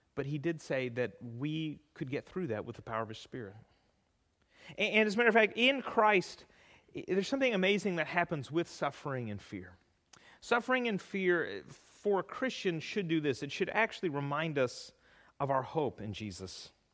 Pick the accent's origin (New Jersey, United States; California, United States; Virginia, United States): California, United States; moved away; growing up in California